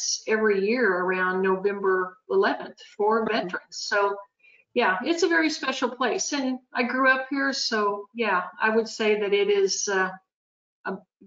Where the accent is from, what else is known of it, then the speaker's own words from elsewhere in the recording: Branson, Missouri, United States; also born or lived in Mesa, Arizona; I was born and raised in Branson, Missouri